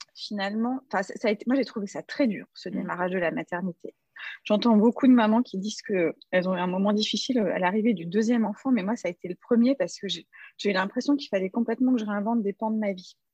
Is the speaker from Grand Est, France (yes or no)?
yes; Strasbourg, Grand Est, France; dans ma ville natale à Strasbourg